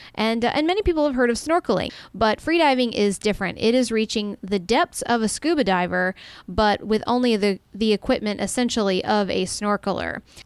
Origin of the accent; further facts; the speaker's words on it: Tampa, Florida, United States; we're both originally from the Tampa area, Tampa Bay, uh, in, here in Florida.